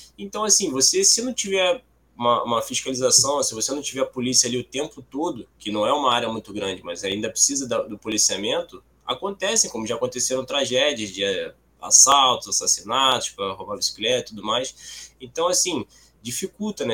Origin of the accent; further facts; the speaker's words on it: Baixada Fluminense, Rio de Janeiro, Brazil; also born or lived in Nova Iguaçu; Eu moro aqui no, em Nova Iguaçu, sou da Baixada Fluminense, Rio de Janeiro.